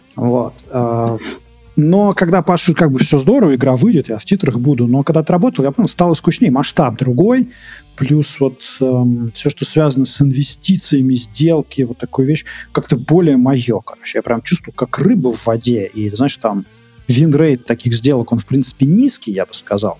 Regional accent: Moscow Oblast, Russia; also born or lived in Minsk, Belarus; Я хоть из Подмосковья, Москва рядом

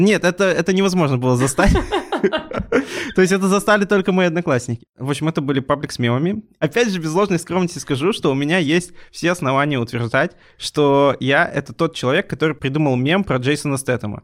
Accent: Urals, Russia; мы сами уральцы

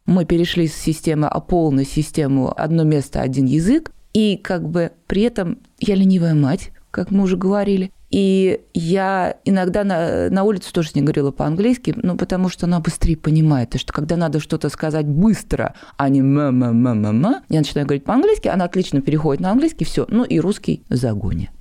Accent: Nizhny Novgorod, Nizhny Novgorod Oblast, Russia; also born or lived in Germany; я из Нижнего Новгорода

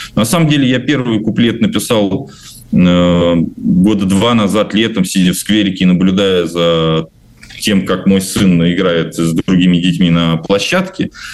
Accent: Novomoskovsk, Tula Oblast, Russia; moved away; я недавно тоже вернулся в свой город и дал выступление для Новомосковской исправительной колонии

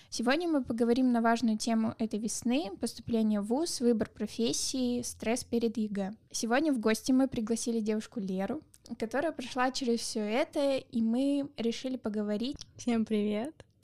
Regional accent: Kazakhstan; потому что я сама из Казахстана, и для меня было тяжело вот именно в одиннадцатом классе готовиться к истории России и обществу российскому

